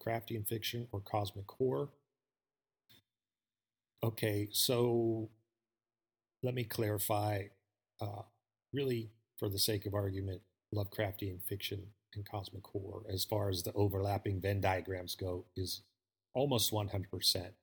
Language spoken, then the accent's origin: English; Pittsburgh, Pennsylvania, United States; moved away as an adult; also born or lived in Los Angeles / Las Vegas / Albuquerque, New Mexico / Texas; I grew up in Pittsburgh, Pennsylvania.